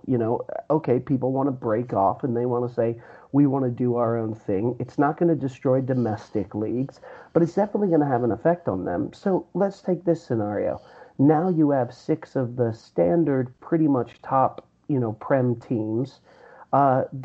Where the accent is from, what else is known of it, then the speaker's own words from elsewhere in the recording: England, United Kingdom; growing up in England and having English friends